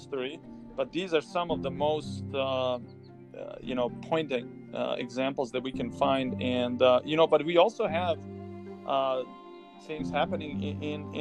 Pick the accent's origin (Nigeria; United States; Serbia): Serbia; moved away; I was growing up in Serbia. I was in early high school time, freshman